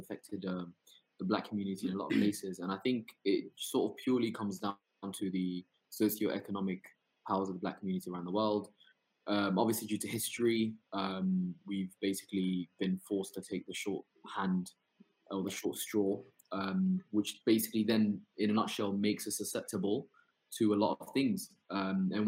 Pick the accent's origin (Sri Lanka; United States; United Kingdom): United Kingdom; London; also born or lived in Somalia; grew up in the UK